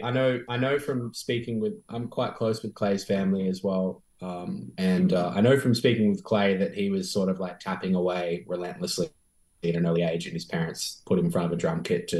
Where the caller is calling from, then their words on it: Sydney, New South Wales, Australia; And I'm tuning in from Sydney, from Gadigal country.